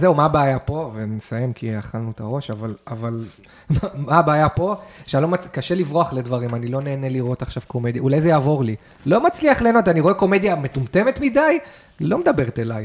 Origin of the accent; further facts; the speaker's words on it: the Krayot, Haifa District, Israel; גדלנו עליה ב, בקריות